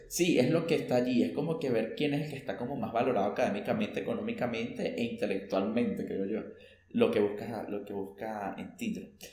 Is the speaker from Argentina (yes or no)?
no; Venezuela; moved away; also born or lived in Ecuador / Mexico; yo que he vivido en dos países de Latinoamérica, aparte de Venezuela, que ha sido Ecuador era México